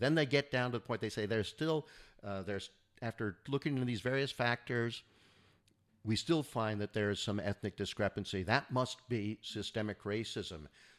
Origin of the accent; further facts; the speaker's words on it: California, United States; I grew up in the Northern Bay Area here in California